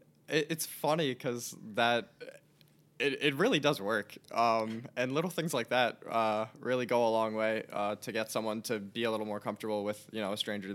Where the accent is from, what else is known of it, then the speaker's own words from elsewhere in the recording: Elizabeth, New Jersey, United States; So I'm originally from Elizabeth, New Jersey. It's right next to Newark Airport.